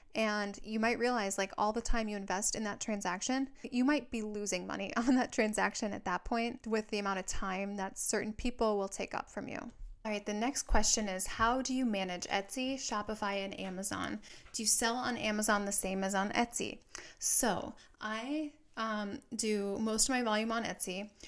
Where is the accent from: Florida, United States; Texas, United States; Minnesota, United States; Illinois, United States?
Minnesota, United States; now in Southern California, United States; I live in Southern California, but I'm from Minnesota